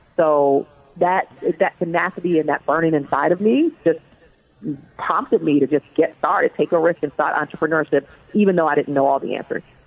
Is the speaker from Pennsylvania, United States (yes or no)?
no; Baltimore, Maryland, United States; So I was born and raised in Baltimore, Maryland, and actually raised in an inner city housing project in Baltimore, Maryland